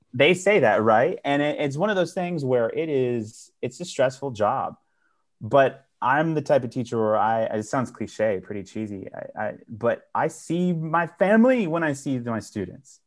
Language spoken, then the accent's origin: English; Dallas, Texas, United States; I was born and raised in North Oak Cliff